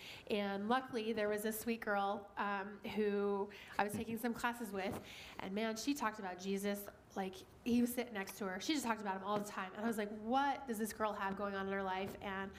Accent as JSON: {"language": "English", "region": "Wyoming", "country": "United States", "tie": "born or raised there", "said": "So I grew up in Wyoming"}